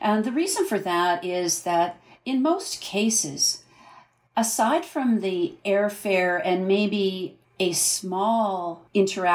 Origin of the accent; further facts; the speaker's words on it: Canada; I'm a Canadian entrepreneur